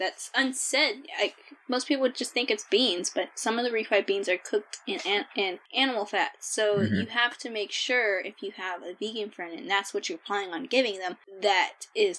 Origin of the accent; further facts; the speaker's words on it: Georgia, United States; moved away; I grew up in Georgia.